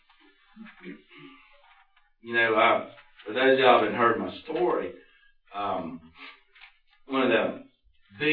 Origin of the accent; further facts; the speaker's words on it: Roswell, Georgia, United States; I grew up in Roswell